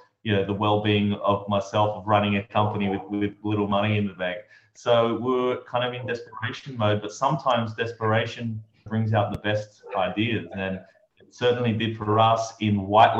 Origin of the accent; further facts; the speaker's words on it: Australia; moved away as an adult; also born or lived in New York; I'm from Australia, and at 23 years old, I just boarded a one-way ticket to New York